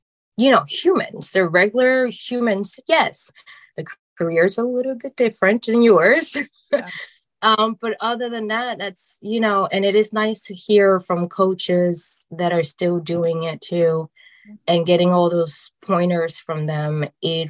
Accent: New Jersey, United States; moved away as an adult; also born or lived in North Carolina; now in California, United States; I'm originally from New Jersey

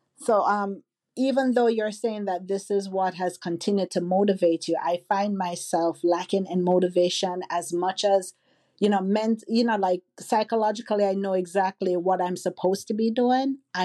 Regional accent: Jamaica; now in United States; we're Jamaican

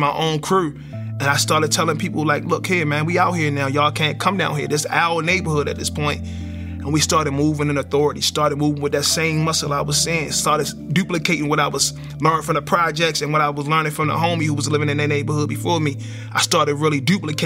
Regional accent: Baltimore, Maryland, United States; growing up in Baltimore, I didn't know how bad it was because I was in it, and it became like the norm. So we grew up in the projects in East Baltimore

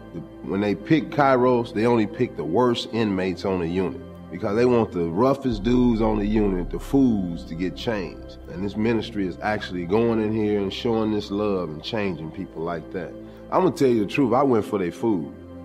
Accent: Los Angeles, California, United States; I was born and raised in Los Angeles, California. I grew up in the street gangs there.

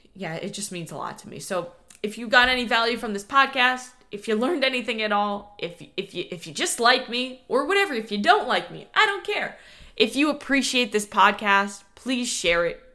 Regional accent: New York, United States; born or raised there; now in Florida, United States

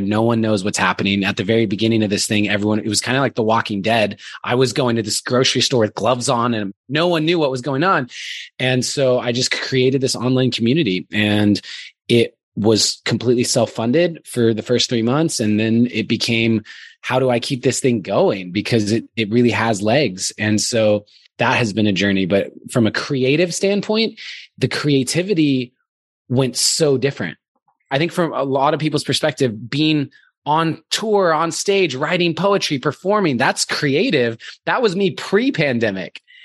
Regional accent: Arizona, United States; moved away as an adult; also born or lived in Glendora, California / Orange County, California; now in California, United States; I was born in Glendora, California, which is out sort of by Pasadena. I was there and then I moved to Orange County when I was in third grade. And then in sixth grade, I moved to Arizona

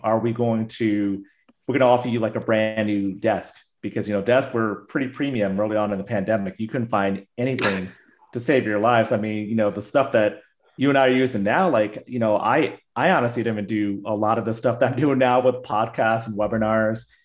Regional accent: United States; myself being Asian American

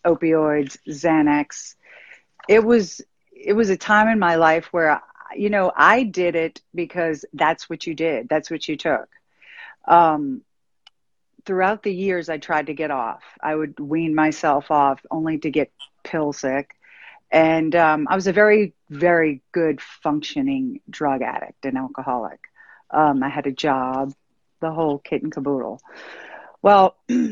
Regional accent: New Orleans, Louisiana, United States; I'm from New Orleans and I grew up in this nuclear family

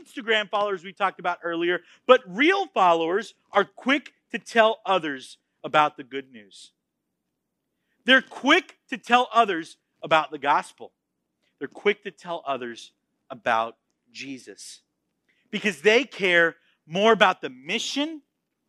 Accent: Florida, United States; moved away as an adult; also born or lived in Texas; I was born in Florida. I was raised in Florida, and I planned on dying in Florida

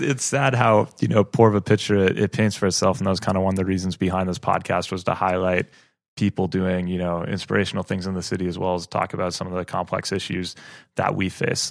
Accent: Madison, Wisconsin, United States; I, I grew, I grew up in Madison

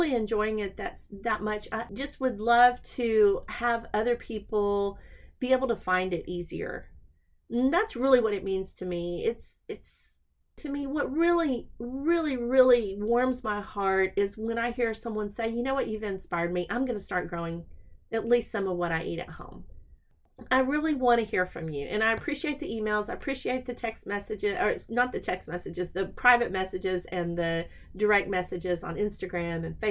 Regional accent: Texas, United States; accent: southern

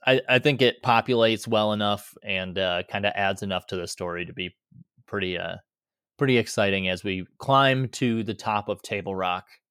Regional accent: Boise, Idaho, United States; my hometown. So here in Boise

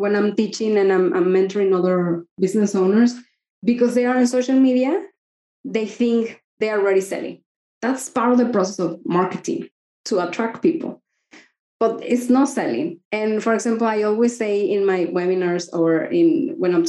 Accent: Mexico; I'm from Mexico and we don't talk about money

